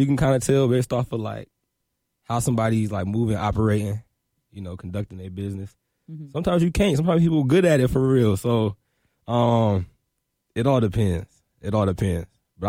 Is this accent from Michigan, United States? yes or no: yes; Detroit, Michigan, United States; also born or lived in Brussels / Seoul; Yeah, so I was born in Brussels, and then ended up, you know, moving to Korea, Seoul, South Korea. I was there for 5 years, and I moved to right outside of Detroit when I was 8. So, you know, Detroit raised me for real.